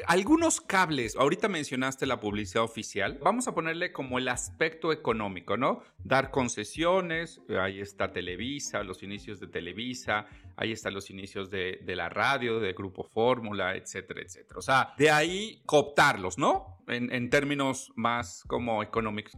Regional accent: Mexico; como país, como mexicanos

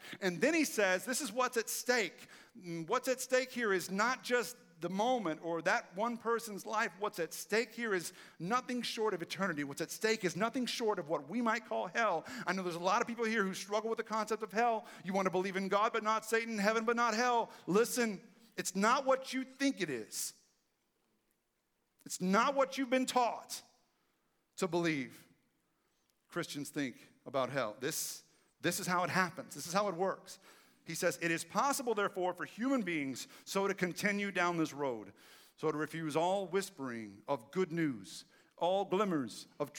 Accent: Texas, United States; who in my case was the same person because I'm from East Texas.

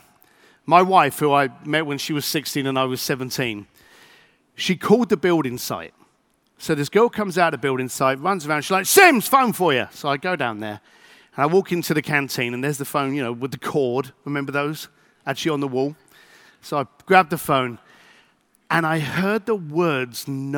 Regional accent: London, United Kingdom; I'm an Irish boy from East London

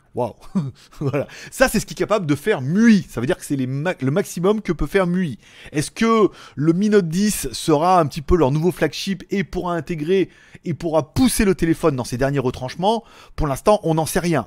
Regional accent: France; chez nous en France

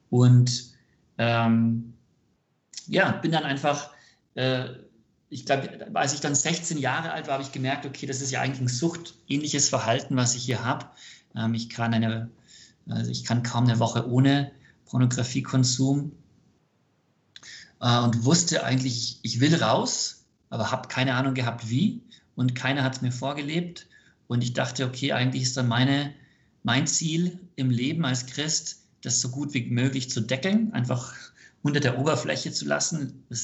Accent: United States; born there; Ich bin ähm, gebürtiger Amerikaner.

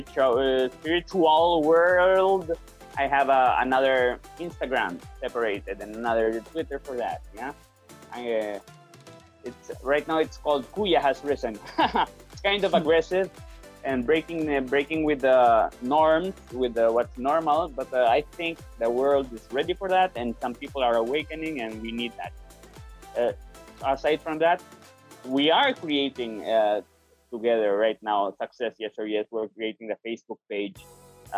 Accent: Spain; moved away as an adult; now in Philippines; born and raised in Spain professional Spanish actor in the Philippines

